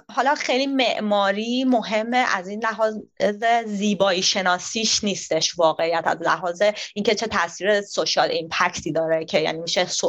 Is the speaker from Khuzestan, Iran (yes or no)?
no; Tehran, Tehran Province, Iran; moved away as an adult; also born or lived in Sydney, Australia; now in Australia; من از تهران میام